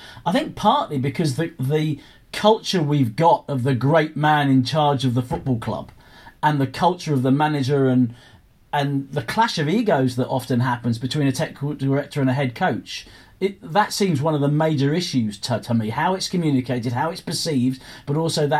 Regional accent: England, United Kingdom; as an Englishman

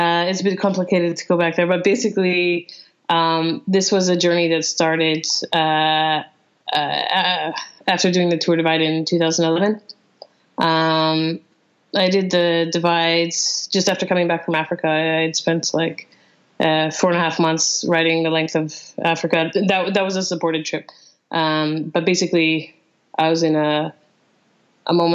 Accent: Calgary, Alberta, Canada; moved away as an adult; now in London, United Kingdom; I was born and raised in Calgary. I spent 30 years there

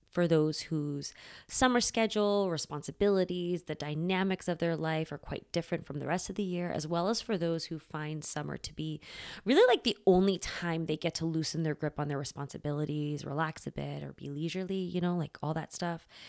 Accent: United States; I grew up here in the States, child of immigrants

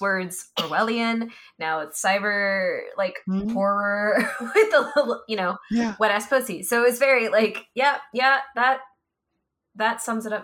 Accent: Midwest, United States; I am from the Midwest

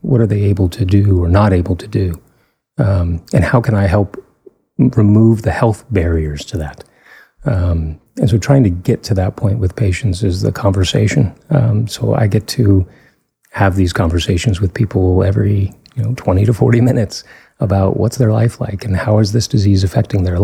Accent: Fort Worth, Texas, United States; also born or lived in Pittsburgh; now in Denton, United States; I grew up in Fort Worth.

